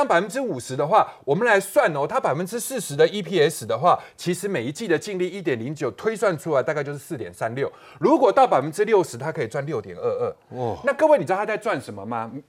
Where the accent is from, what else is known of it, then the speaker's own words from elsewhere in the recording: Indonesia; now in Taiwan; 然后我现在早上我这个地方去汇，我的老家两个小时之后就可以在印尼把钱拿出来了。